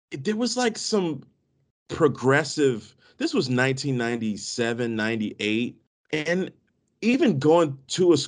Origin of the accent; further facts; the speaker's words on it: D.C. area, Maryland, United States; I grew up in the Maryland, D.C. area